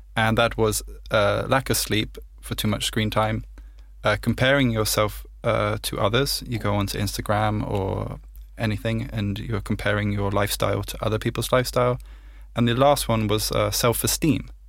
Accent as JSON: {"language": "English", "country": "United Kingdom", "said": "I'm British"}